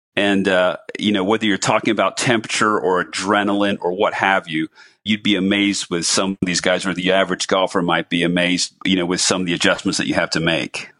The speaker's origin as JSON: {"language": "English", "town": "New Smyrna Beach", "region": "Florida", "country": "United States", "tie": "born or raised there", "said": "my hometown of New Smyrna Beach, Florida"}